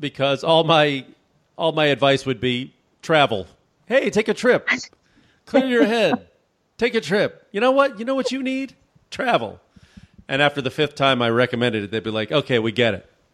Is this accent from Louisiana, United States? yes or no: no; Chicago, Illinois, United States; I'm from Chicago, so, I mean, I used to work, I spent the coldest, and I, growing up in Chicago, I know cold weather